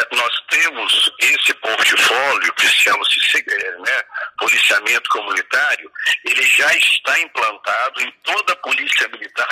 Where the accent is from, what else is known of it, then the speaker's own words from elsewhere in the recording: Passos, Minas Gerais, Brazil; moved away as an adult; also born or lived in Bom Despacho; now in Belo Horizonte, Brazil; sou natural de Bom Despacho, mas fui criado na cidade de Passos.